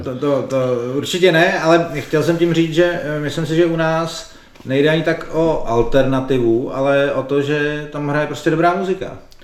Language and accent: Czech; Prague, Czechia; accent: Prague speech (praština); jsme všichni z Prahy, tak nám diváci naši praštinu asi odpustí